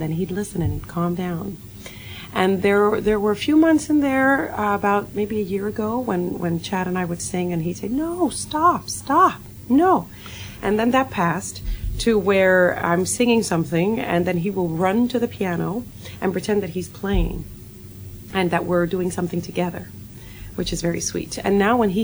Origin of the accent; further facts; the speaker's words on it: Puerto Rico; moved away; I was born in Puerto Rico